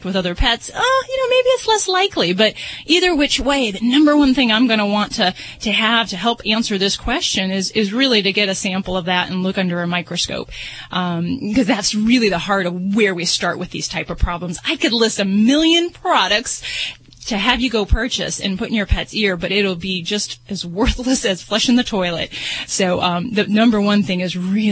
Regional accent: Las Vegas, Nevada, United States; I'm from Vegas

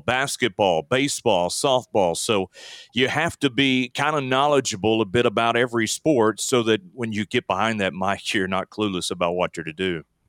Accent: Alabama, United States; now in Texas, United States; I grew up in Alabama

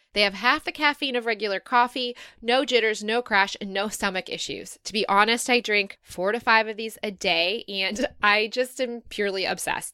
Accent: Michigan, United States; moved away as an adult; also born or lived in Dayton, Ohio / Chicago; now in Sydney, Australia; I was born in Dayton, Kettering, kind of Dayton, Ohio, and then moved to Michigan, grew up there in the U S

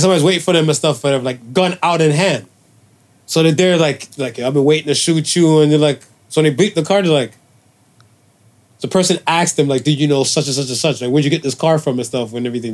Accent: Cleveland, Ohio, United States; now in Toronto, Canada; I'm from Cleveland

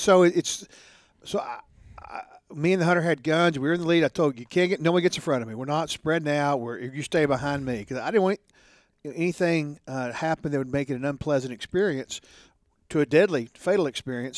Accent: Odessa, Texas, United States; I was born and bred in Odessa

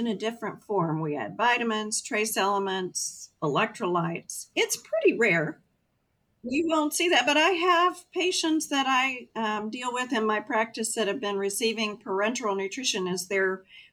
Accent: Texas, United States; I'm a Texan

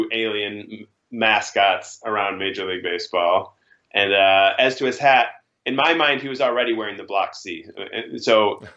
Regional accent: Chicago, Illinois, United States; Growing up in Chicago

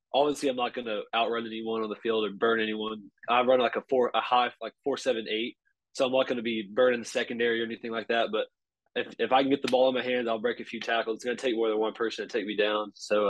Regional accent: Texas, United States; I'm from Texas.

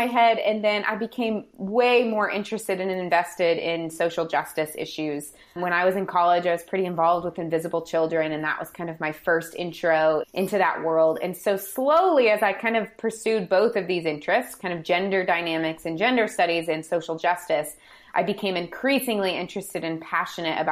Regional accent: St. Louis, Missouri, United States; I grew up in St. Louis, or right outside of St. Louis

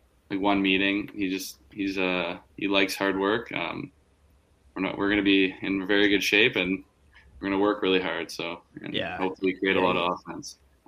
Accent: Whitby, Ontario, Canada; Yeah, I'm from Whippy, so.

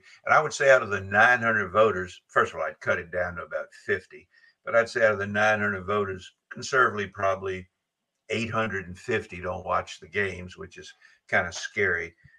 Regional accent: Alabama, United States; not because I'm from Alabama.

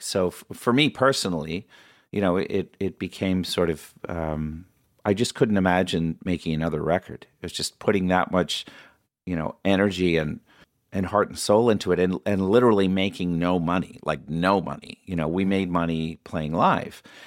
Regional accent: Oshawa, Ontario, Canada; we grew up in Oshawa, Ontario

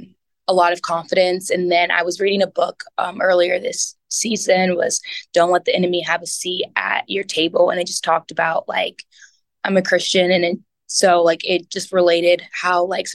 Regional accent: Texas, United States; also born or lived in Detroit, Michigan / Elizabethtown, Kentucky; we moved to Texas in the second grade. And so I grew up in Texas.

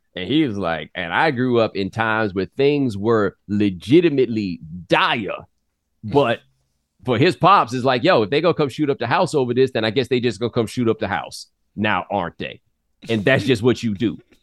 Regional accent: Houston, Texas, United States; moved away as an adult; also born or lived in Claremont, California; I'm from Houston with that good sprawling metro area

